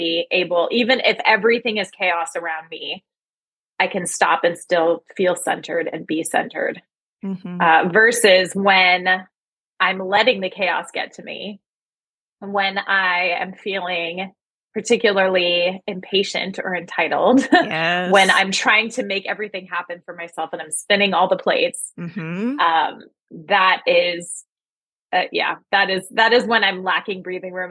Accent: East Coast, United States; moved away as an adult; now in Pacific Northwest, United States; I live in the Pacific Northwest, but I am originally from the East Coast, and that was where I spent most of my life

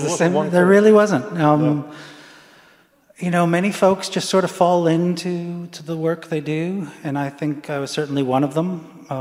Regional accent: England, United Kingdom; born there; I was born in England, and you know, a successful, what I call a successful collaboration, American English collaboration.

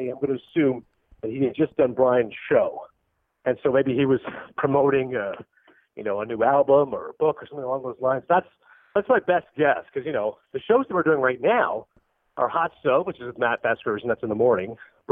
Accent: Toronto, Ontario, Canada; being Canadian, I'm from Toronto

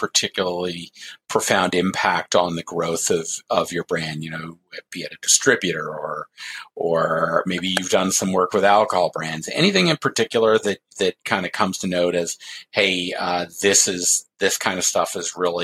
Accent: Canada; now in United States; I grew up in Canada

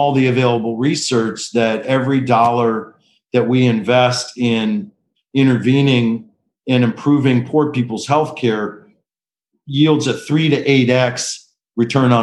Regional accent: Detroit, Michigan, United States; moved away as an adult; now in Washington, D.C., United States; I was born to two med students at Wayne State Med School in Detroit, Michigan.

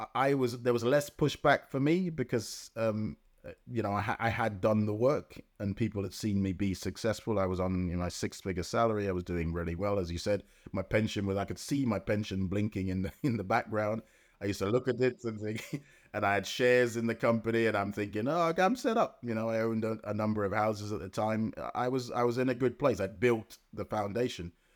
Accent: London, United Kingdom; also born or lived in Jamaica; I grew up in Lambeth

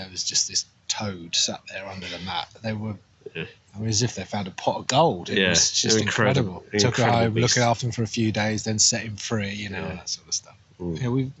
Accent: Marlow, South East England, United Kingdom; also born or lived in Liverpool / Northampton; I was born in Liverpool, then most of my life was down in Buckinghamshire, in Marlow.

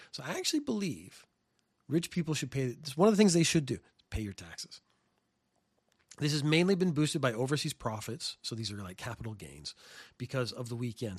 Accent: Canada; now in Japan; I come from Canada

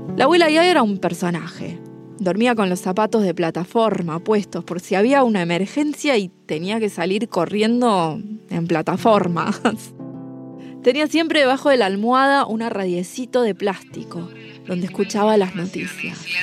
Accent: Buenos Aires, Argentina; la capital, Buenos Aires, de donde soy yo

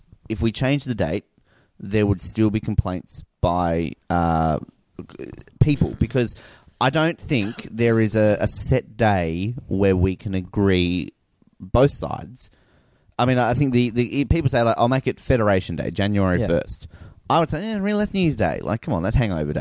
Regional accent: Australia; I'm a proud Australian. I want to celebrate my country.

